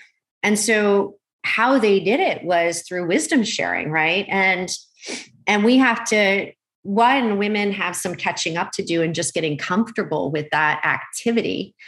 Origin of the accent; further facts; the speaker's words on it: Malaysia; born there; Yeah, I mean, I was born in Malaysia.